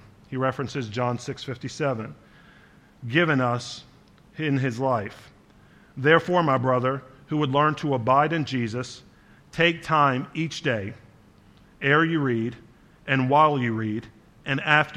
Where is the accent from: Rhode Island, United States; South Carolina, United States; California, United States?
South Carolina, United States; Charleston; I lived in front of a creek growing up in Charleston for part of my life, in Charleston, South Carolina